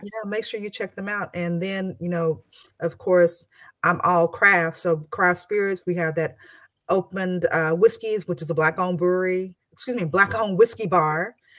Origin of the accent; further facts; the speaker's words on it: Texas, United States; I'm from Texas